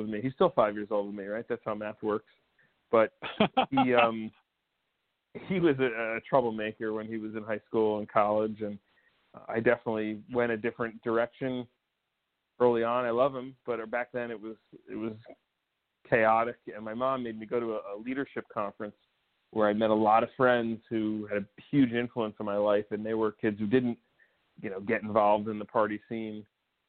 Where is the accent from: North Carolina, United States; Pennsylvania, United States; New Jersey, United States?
New Jersey, United States; Montclair; accent: North Jersey; Grew up in northern New Jersey, Tony Soprano country, a town called Montclair.